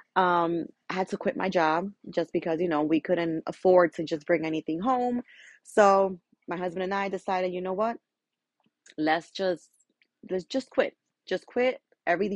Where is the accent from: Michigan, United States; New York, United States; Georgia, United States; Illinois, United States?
New York, United States; I am a Dominican from Dominican parents, but born and raised in New York